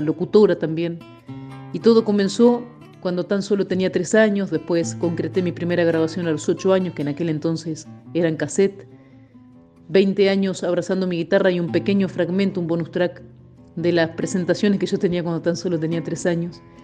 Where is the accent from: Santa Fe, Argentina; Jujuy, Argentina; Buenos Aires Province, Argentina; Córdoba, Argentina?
Buenos Aires Province, Argentina; El Perdido; also born or lived in Coronel Dorrego; Yo nací en Coronel Dorrego, pero me crié en el pueblito El Perdido